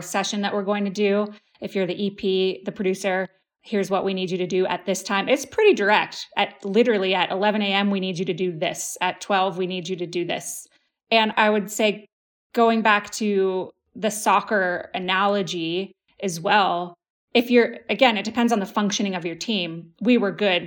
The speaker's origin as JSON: {"language": "English", "country": "United States", "said": "We're American"}